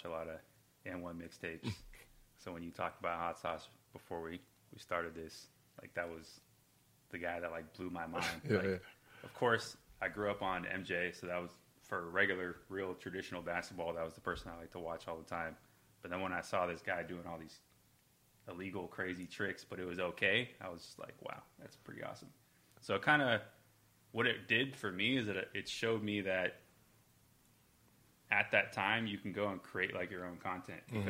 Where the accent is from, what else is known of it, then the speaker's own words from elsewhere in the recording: Santa Rosa, California, United States; moved away as an adult; now in Southern California, United States; I eventually moved to Southern California. I'm originally from Santa Rosa, up north of San Francisco